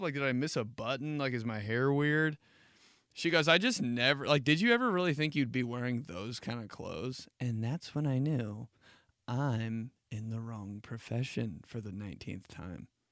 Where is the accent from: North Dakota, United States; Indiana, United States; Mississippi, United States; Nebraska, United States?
Indiana, United States; Indianapolis; I was raised in Indianapolis